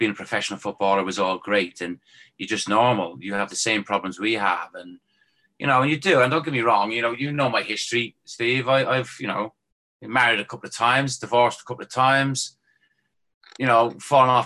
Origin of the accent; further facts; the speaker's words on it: Ireland; moved away; starting off as a kid growing up in Ireland